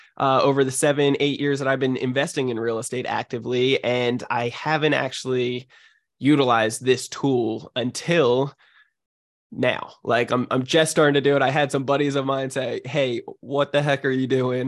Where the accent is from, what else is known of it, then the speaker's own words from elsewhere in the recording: New Jersey, United States; now in San Diego, United States; I'm from New Jersey originally, but I, I live out in San Diego, California.